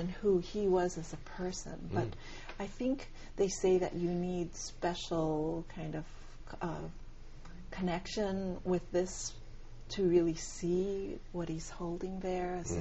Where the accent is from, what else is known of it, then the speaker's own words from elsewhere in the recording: Hawaii, United States; moved away as an adult; also born or lived in India; now in California, United States; I was born and raised in Hawaii, so I really did not have too much experience of living on the in the continental U.S.